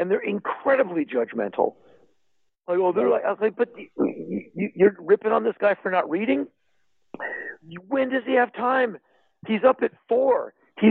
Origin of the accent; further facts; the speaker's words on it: Washington, District of Columbia, United States; I come from Washington, D.C.